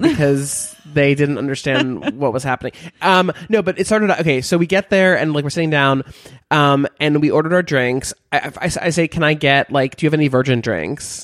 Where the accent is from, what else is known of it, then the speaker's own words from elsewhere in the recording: Beverly Hills, California, United States; moved away; I'm from Beverly Hills